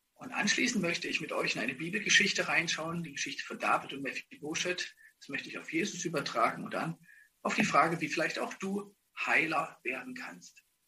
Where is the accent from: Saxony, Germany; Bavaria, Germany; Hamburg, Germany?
Saxony, Germany; Ottendorf-Okrilla; moved away; also born or lived in Dresden; ich bin in Ottendorf vor Grilla groß geworden